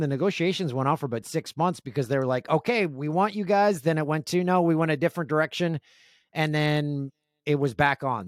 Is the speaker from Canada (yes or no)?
yes; Canada